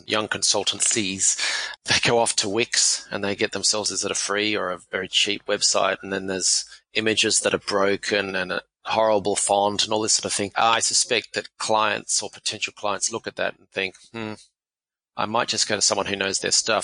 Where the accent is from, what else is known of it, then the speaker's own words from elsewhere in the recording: Australia; I am Australian